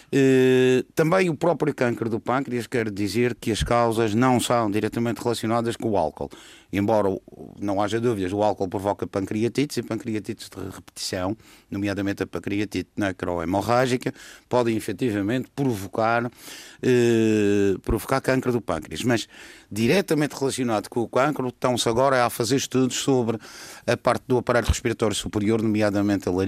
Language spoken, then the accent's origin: Portuguese; Madeira, Portugal; E, além disso, é madeirense e, sendo madeirense, tenho de pensar também no vinho da Madeira.